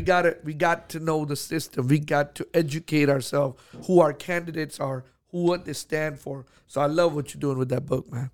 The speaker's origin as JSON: {"language": "English", "town": "Houston", "region": "Texas", "country": "United States", "said": "I'm from Houston"}